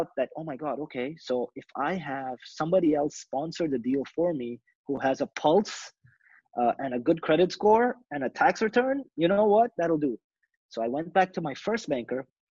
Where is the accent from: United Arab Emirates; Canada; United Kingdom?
United Arab Emirates; Dubai; English is a second language; moved away as an adult; now in United States; I'm from Dubai.